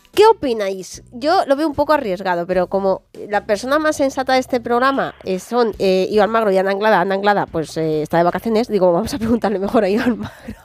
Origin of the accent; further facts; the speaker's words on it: Spain; como española